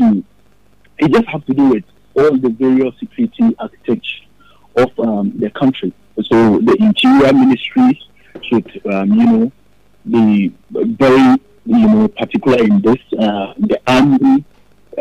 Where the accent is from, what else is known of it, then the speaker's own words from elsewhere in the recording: Ghana; as a Ghanaian